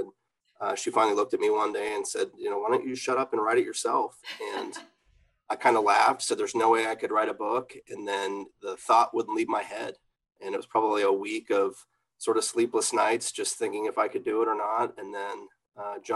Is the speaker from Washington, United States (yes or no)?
yes; Seattle, Washington, United States; I grew up in Seattle